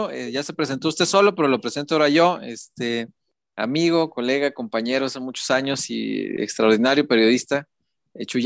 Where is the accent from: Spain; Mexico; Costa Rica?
Mexico; yo soy de la Morelos, que le decíamos Colombia Morelos